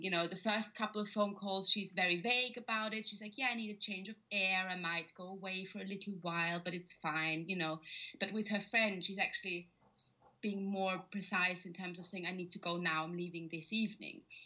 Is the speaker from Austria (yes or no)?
yes; Vienna, Austria; moved away as an adult; now in London, United Kingdom; I'm Austrian, so I'm originally from Vienna